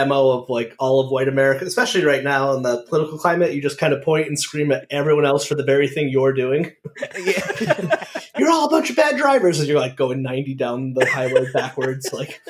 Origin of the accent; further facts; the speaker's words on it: Connecticut, United States; also born or lived in Providence, Rhode Island; now in Rhode Island, United States; I grew up in Connecticut, which is not even far.